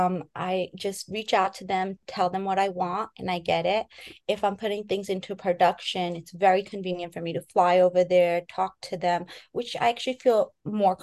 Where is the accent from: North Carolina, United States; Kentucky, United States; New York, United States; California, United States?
New York, United States; New York City; moved away; also born or lived in San Francisco; Born and raised in Queens, New York.